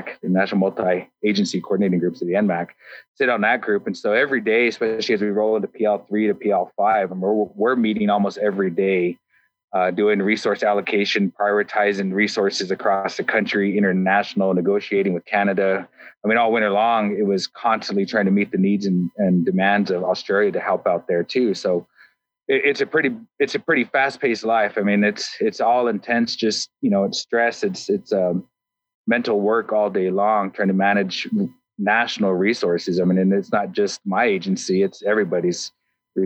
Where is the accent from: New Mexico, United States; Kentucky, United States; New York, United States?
New Mexico, United States; moved away as an adult; also born or lived in California / Idaho; now in Boise, United States; I grew up in New Mexico, living on a reservation